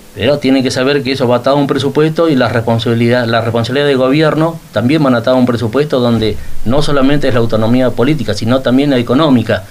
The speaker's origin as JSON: {"language": "Spanish", "town": "Río Gallegos", "region": "Santa Cruz", "country": "Argentina", "tie": "born or raised there", "said": "yo soy nacido en Río Gallegos, tengo 59 años"}